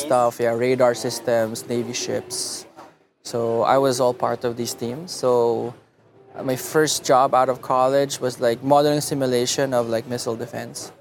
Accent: Muntinlupa, Metro Manila, Philippines; also born or lived in Los Angeles, United States / Davao; now in San Francisco, United States; I grew up in Alabang

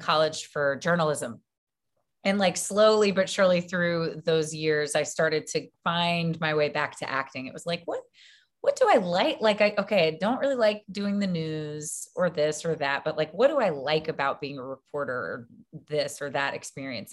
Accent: Baton Rouge, Louisiana, United States; I grew up in Baton Rouge, Louisiana.

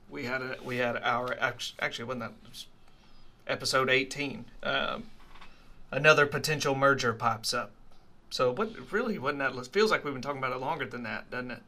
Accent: Leland, Mississippi, United States; I come from Leland, Mississippi

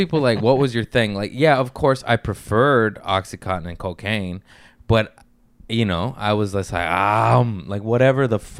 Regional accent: Torrance, California, United States; Here, Torrance, LA. County

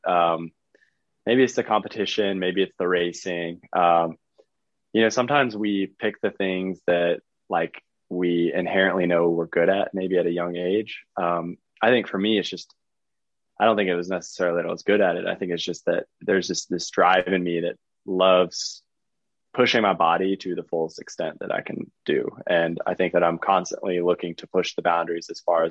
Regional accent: Charlotte, North Carolina, United States; also born or lived in Fort Mill, South Carolina / Texas; Yeah, so from Fort Mill, South Carolina. I grew up in Charlotte, North Carolina

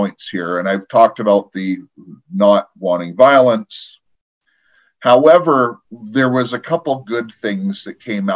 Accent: United States; now in Canada; I'm in Canada, I am an American.

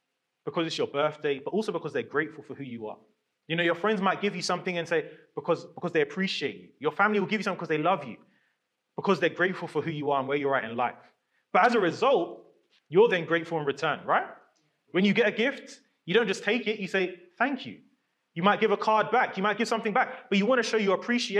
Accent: London, United Kingdom; growing up in London

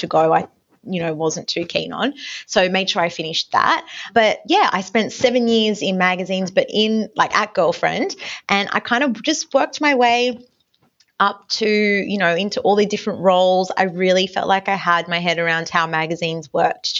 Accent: Newcastle, New South Wales, Australia; I grew up in Newcastle. I was studying there at Newcastle Uni

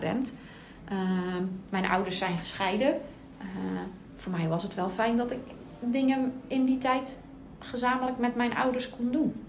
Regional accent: Bergen op Zoom, North Brabant, Netherlands; moved away; also born or lived in Puttershoek; van origine kom ik uit Berg op Zoom

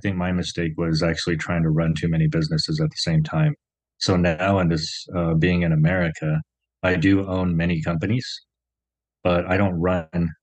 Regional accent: Tulsa, Oklahoma, United States; also born or lived in South Korea; now in Las Vegas, United States; growing up in Tulsa, Oklahoma, I was like, there's no Koreans in Tulsa, Oklahoma

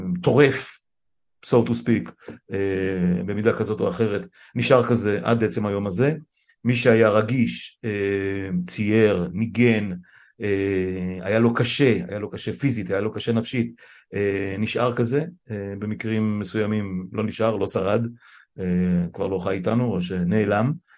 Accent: Israel; נולדתי בישראל

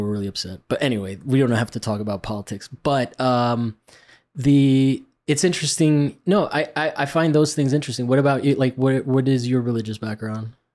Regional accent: Rome, Lazio, Italy; moved away; I grew up in Rome

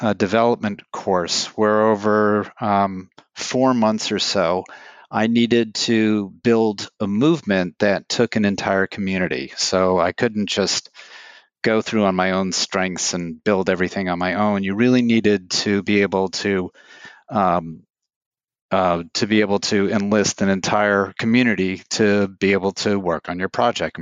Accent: New York City, New York, United States; I'm from New York City

